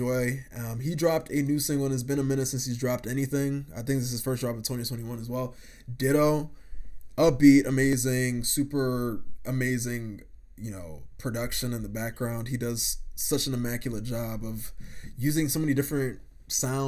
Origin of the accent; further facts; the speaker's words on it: Ghana; as a Ghanaian myself